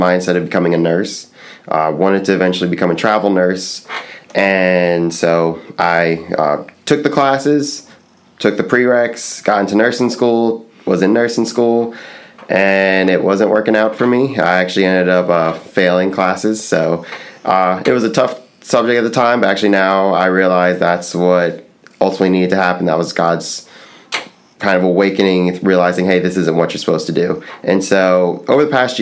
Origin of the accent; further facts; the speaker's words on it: Folsom, Louisiana, United States; moved away; I am from a small town called Folsom, Louisiana, about an hour north of New Orleans